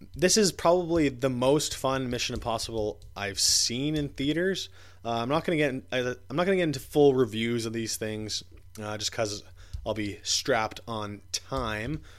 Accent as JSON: {"language": "English", "town": "Ottawa", "region": "Ontario", "country": "Canada", "tie": "born or raised there", "moved": "yes", "said": "I went to Ottawa, back to my hometown"}